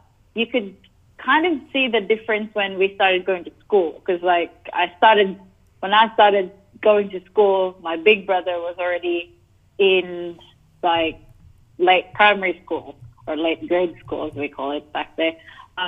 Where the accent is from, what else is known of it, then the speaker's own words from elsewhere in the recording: Cebu City, Central Visayas, Philippines; Cebu City, Philippines!